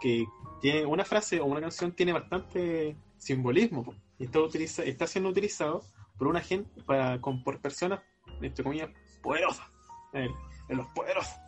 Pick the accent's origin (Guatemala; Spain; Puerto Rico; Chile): Chile; soy chileno